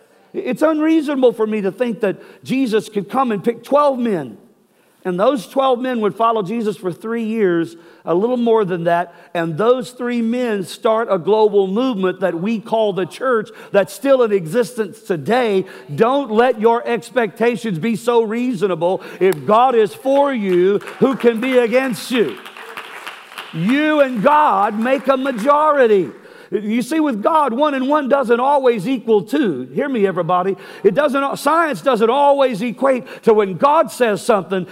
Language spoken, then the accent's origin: English; Texas, United States; I'm from Texas